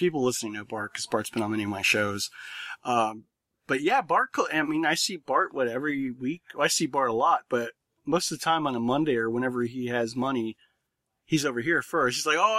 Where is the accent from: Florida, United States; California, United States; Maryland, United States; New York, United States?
Florida, United States; Port St. Lucie; where are you from? Port St. Lucie.